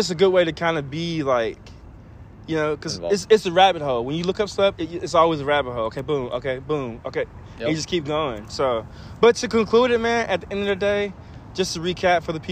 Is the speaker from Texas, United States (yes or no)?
yes; Caddo Mills, Texas, United States; I'm from Caddo Mills, and so pretty much all white school